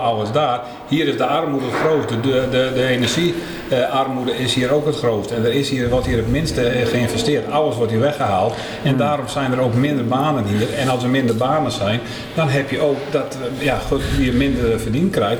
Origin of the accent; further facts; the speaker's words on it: Tietjerksteradeel, Friesland, Netherlands; Wij komen eh, vanuit het mooie Tietje extra deel